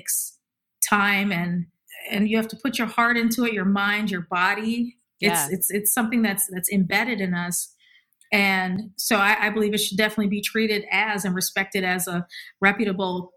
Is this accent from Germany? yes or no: no; Milwaukee, Wisconsin, United States; moved away; also born or lived in Boston / New York / Los Angeles; When I had moved from Milwaukee to Boston, people thought I was from the West Coast